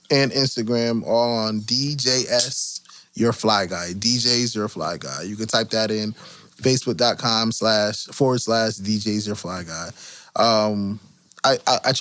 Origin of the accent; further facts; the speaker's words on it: Connecticut, United States; We are from Connecticut